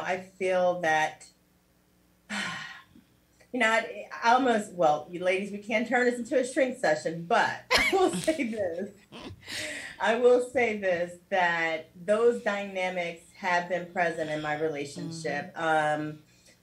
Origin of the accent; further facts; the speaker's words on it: Cincinnati, Ohio, United States; moved away as an adult; now in South Florida, United States; I was also a radio personality for about 10 years in my hometown with Radio One